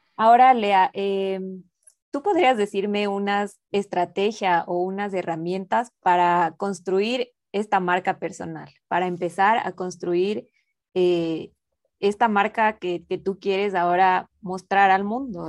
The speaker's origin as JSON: {"language": "Spanish", "town": "Quito", "region": "Pichincha", "country": "Ecuador", "said": "Yo soy de Ecuador, de Quito"}